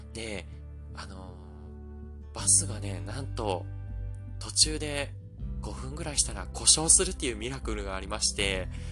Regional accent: Osaka, Japan; 大阪の自分の地元

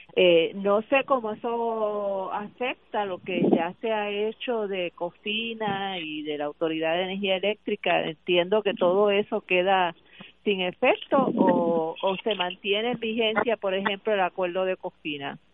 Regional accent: Puerto Rico; nosotros como puertorriqueños

